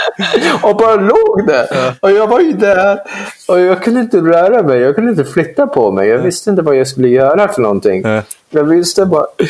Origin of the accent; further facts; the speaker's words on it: London, United Kingdom; Swedish is a second language; also born or lived in Kumla, Sweden; now in Sweden; det är den delen av London jag kommer ifrån